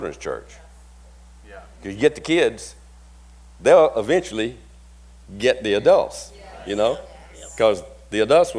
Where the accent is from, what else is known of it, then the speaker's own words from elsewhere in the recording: Marked Tree, Arkansas, United States; moved away; I'm from Mark Tree, Arkansas. That's a usual response I get when I tell people about Mark Tree, Arkansas. It's a little bitty town up in the northeast corner of Arkansas. There's nothing there. It's cotton country, big snakes, big mosquitoes.